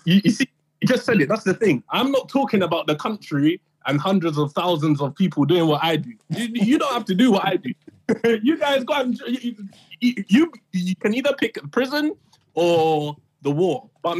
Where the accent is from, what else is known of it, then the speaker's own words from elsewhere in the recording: Ghana; also born or lived in Uganda / Oman; Yeah, I'm from Ghana and a few other places. Ghana, okay. Uganda, and Oman.